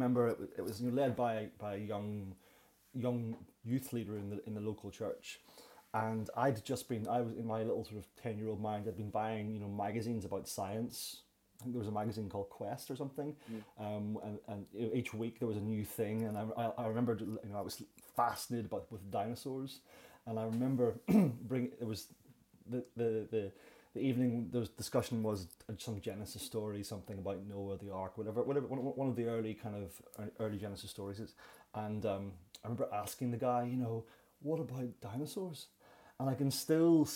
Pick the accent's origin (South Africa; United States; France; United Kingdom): United Kingdom; Belfast, Northern Ireland; moved away as an adult; also born or lived in London; I was born in Belfast, oldest of three brothers